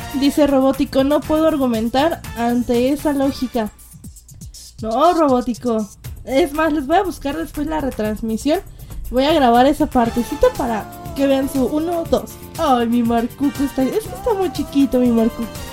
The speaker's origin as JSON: {"language": "Spanish", "country": "Mexico", "said": "yo soy de México"}